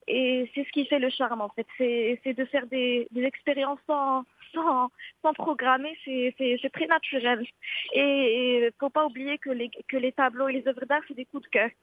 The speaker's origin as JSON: {"language": "French", "town": "Marrakesh", "region": "Marrakesh-Safi", "country": "Morocco", "tie": "born or raised there", "moved": "yes", "lives_now": "Casablanca, Morocco", "said": "ma ville natale, c'est Marrakech"}